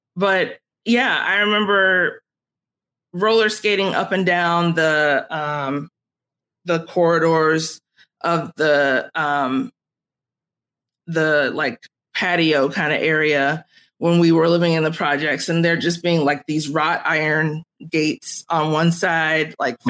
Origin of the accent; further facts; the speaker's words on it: Chicago, Illinois, United States; I grew up on the south side of Chicago